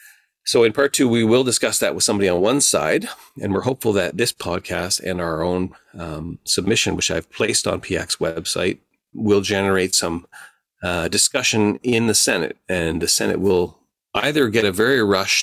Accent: Canada; I live in Canada and I produced this video and I'm Canadian and I uploaded it myself in Canada

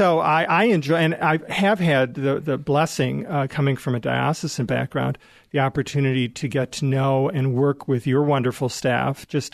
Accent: Chicago, Illinois, United States; moved away as an adult; now in Des Moines, United States; I'll blame growing up in the Chicago area for that.

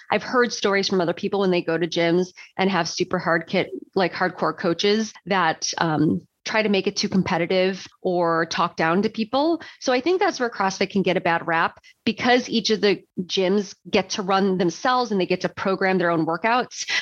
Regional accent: Chicago, Illinois, United States; moved away as an adult; now in Portland, United States; I grew up in Chicago like in the Chicago suburbs and lived in Chicago most of my life

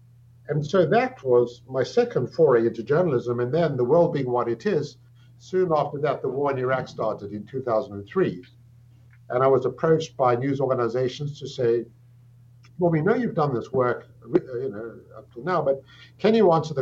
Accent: South Africa; moved away as an adult; also born or lived in England; now in Toronto, Canada; I'm South African by birth. I grew up in South Africa.

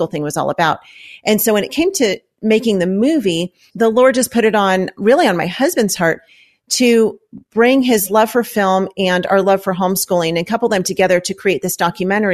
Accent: Los Angeles, California, United States; we're from Los Angeles

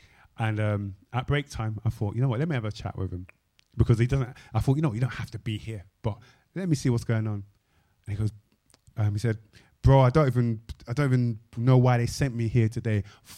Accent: London, United Kingdom; you know, I grew up in South London, you know, on Mitesfield Estate, da, da, da, da.

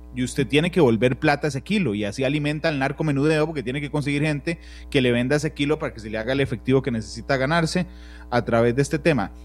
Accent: Cartago, Costa Rica; cuando era pequeño en Cartago

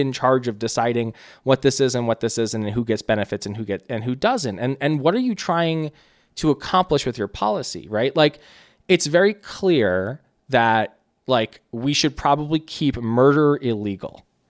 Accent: New Jersey, United States; also born or lived in Brooklyn, New York; grew up in Jersey.

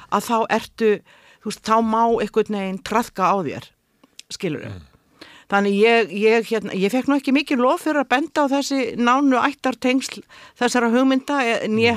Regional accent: Iceland; moved away as an adult; also born or lived in United States; ég er frá Íslandi

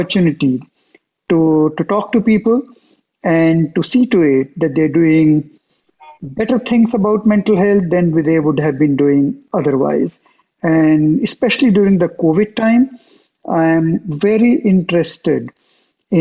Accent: India; moved away as an adult; also born or lived in Geneva, Switzerland; now in United States; after 20 years of doing that in my home country, India, I moved to Geneva

